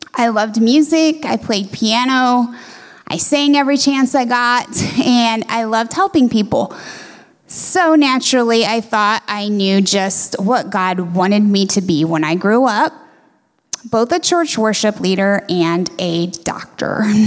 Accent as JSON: {"language": "English", "town": "Shiloh", "region": "Ohio", "country": "United States", "tie": "born or raised there", "said": "My hometown is Shiloh, it's about an hour and a half north of Columbus"}